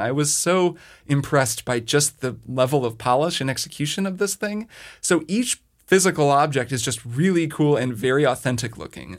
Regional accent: Southern Indiana, United States; the eight one two area code, which is Southern Indiana, and that's where I grew up.

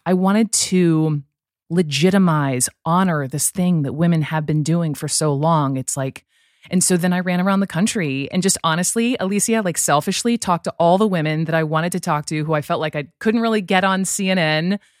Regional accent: Atlanta, Georgia, United States; also born or lived in Chapel Hill, North Carolina; growing up in Atlanta, you you know we would go to Braves games

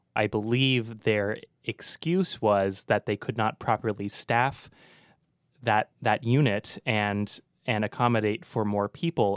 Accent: Walnut Creek, California, United States; also born or lived in Concord, California; I grew up in Concord and Walnut Creek

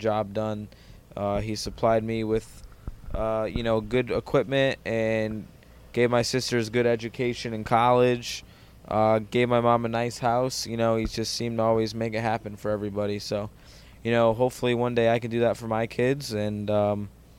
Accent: Connecticut, United States; growing up in Connecticut

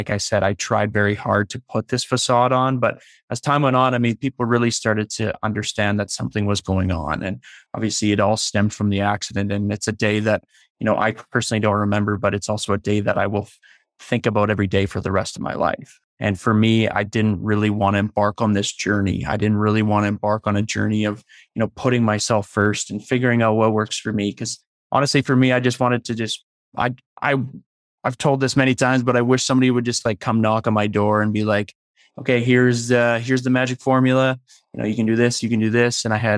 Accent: Leduc, Alberta, Canada; now in Calgary, Canada; I moved here, a year and a half ago from Leduc, Alberta, which is just outside Edmonton. So I'm now here with my girlfriend. My family's still back home in Leduc

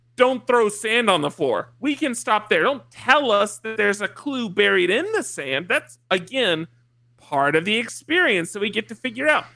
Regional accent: just south of Atlanta, Georgia, United States; I am from Georgia, just south of Atlanta

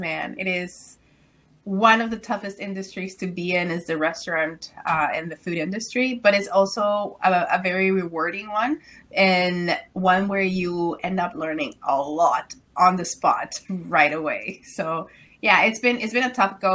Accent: Mexico; moved away as an adult; now in Ottawa, Canada; Well, I'm originally from Mexico. So I came to Canada when I was 18 years old in a U-Haul truck.

